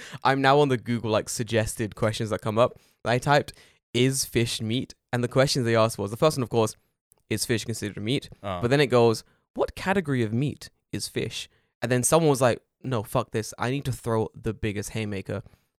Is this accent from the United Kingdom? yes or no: yes; United Kingdom; And I went, I'm British.